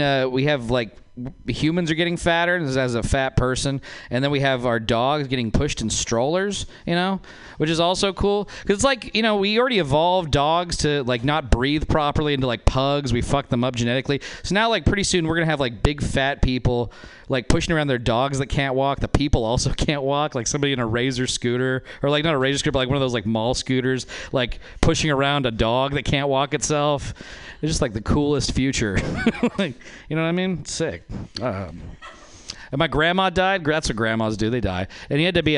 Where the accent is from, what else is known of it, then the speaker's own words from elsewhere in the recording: Nevada, United States; moved away; I'm from Nevada. That's a white trash place